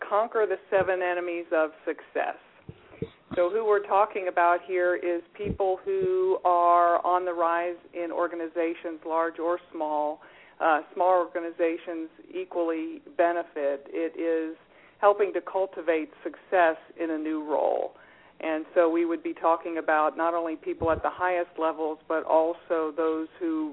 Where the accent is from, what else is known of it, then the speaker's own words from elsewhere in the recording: Cincinnati, Ohio, United States; I grew up in Cincinnati